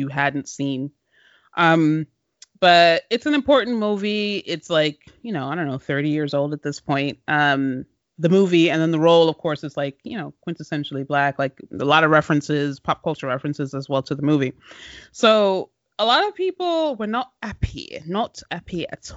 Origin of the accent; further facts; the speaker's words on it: Maryland, United States; also born or lived in United Kingdom; We're both from Maryland.